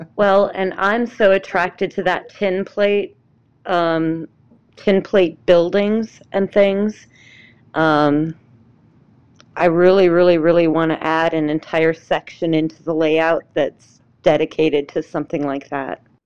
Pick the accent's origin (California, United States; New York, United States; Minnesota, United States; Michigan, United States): Minnesota, United States; also born or lived in Atlanta area; now in Atlanta, United States; my hometown is, um, up in Minnesota, in a very remote part of it